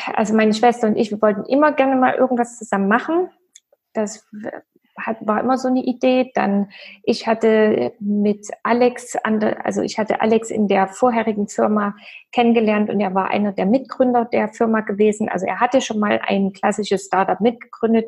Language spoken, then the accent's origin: German; East Germany, Germany; ich komme ja aus dem Osten